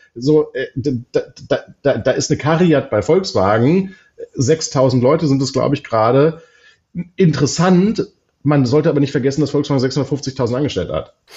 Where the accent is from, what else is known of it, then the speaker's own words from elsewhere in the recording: Berlin, Germany; als Berliner